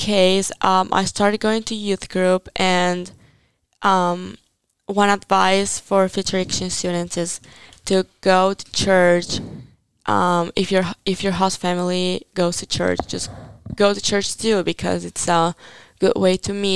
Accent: Italy

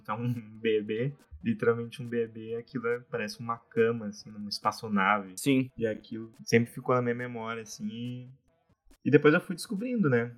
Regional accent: Porto Alegre, Rio Grande do Sul, Brazil; sou de Porto Alegre, né? Nasci aqui, sempre vivi aqui

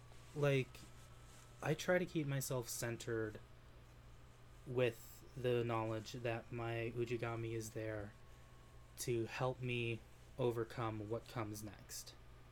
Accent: Utah, United States; Like I've said before, I came from Utah, and there's a lot of vast, open, desolate spaces that are beautiful.

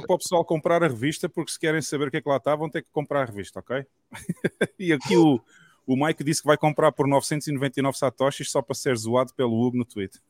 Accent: south of Portugal, Portugal; eu sou do sul de Portugal, portanto conheço bem esta zona aqui

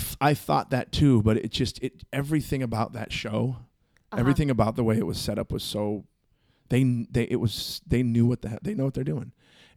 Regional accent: Long Beach, California, United States; I'm from Long Beach.

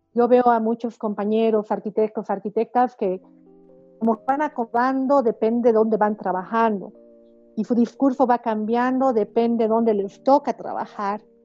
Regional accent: Bolivia; en mi país se ha vuelto aún más utópico, ¿no? Aunque yo sé que la realidad latinoamericana es bastante similar, pero yo siento que en Bolivia

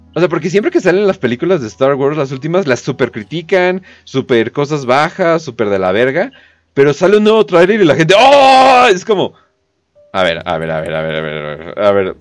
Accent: Mexico; soy mexicano y me gusta ser mexicano, ni siquiera me gustaría salir del país

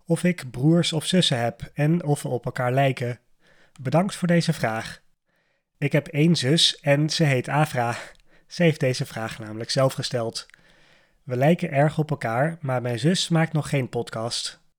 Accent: Amsterdam, North Holland, Netherlands; born there; ik ben op dit moment 31 jaar oud. Ik ben geboren in Amsterdam, in het stadsdeel Amsterdam Noord. Ik woon nu ook nog in Amsterdam samen met mijn vriendin.

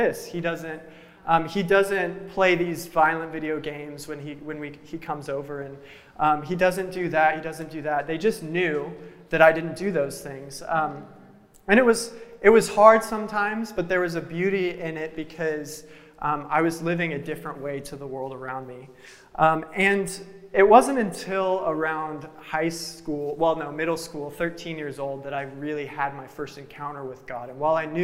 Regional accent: Reno, Nevada, United States; I grew up in Reno, Nevada, over towards the West Coast

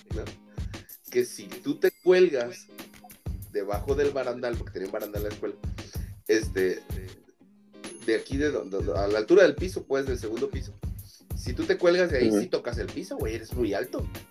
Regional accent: Mexico; la gente habla así en México, güey. O sea, esta es nuestra forma de hablar

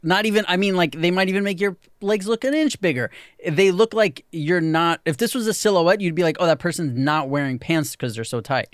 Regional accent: New York City, New York, United States; growing up in New York City, I never knew anyone like

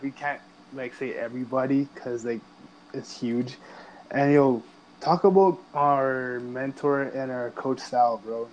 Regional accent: Ajax, Ontario, Canada; I'm from Ajax

